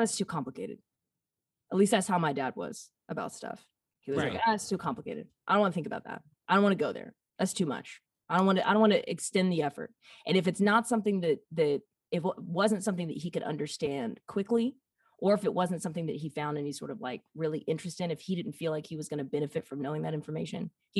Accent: the South, United States; growing up in the South for such a long time and experiencing like just kind of schools of thought or like just patterns.

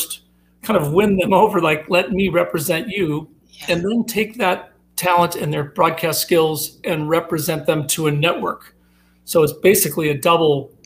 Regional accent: Minnesota, United States; moved away; I'm from Minnesota. I'm from a big family. And I grew up with three older brothers

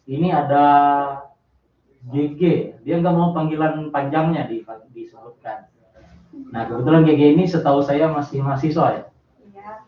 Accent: Central Kalimantan, Indonesia; saya dari Wali Kalimantan Tengah

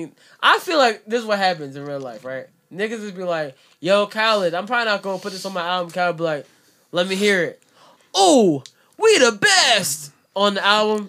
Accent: Jamaica; But I like … because I'm Jamaican.

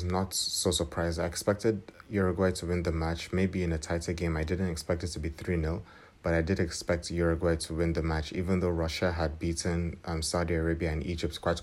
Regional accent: Nigeria; I am from Nigeria

